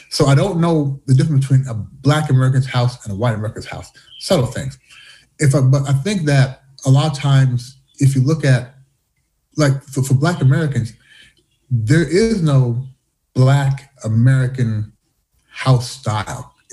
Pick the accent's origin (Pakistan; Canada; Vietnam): Canada; also born or lived in United States; now in China; Growing up in Canada, growing up in the U.S., being here in China